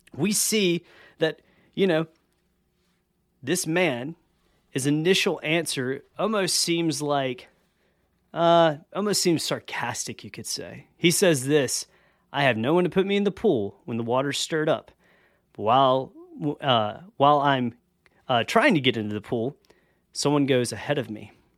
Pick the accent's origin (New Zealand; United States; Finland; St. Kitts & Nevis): United States; the South; I grew up in the South